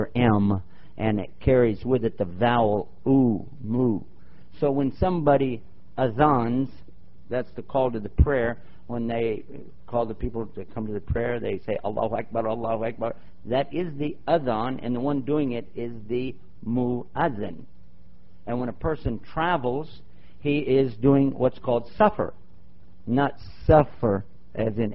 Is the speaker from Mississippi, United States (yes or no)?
no; Texas, United States; I'm from Texas